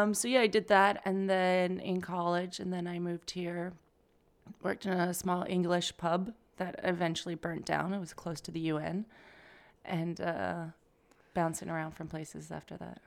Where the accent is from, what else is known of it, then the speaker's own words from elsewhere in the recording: Calgary, Alberta, Canada; moved away as an adult; now in New York, United States; from Canada, Calgary, Alberta